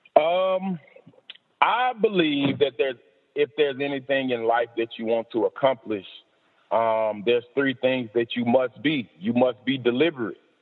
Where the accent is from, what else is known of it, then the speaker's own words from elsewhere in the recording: Decatur, Alabama, United States; moved away; also born or lived in Mississippi; I've had to defeat several obstacles growing up in Decatur, Alabama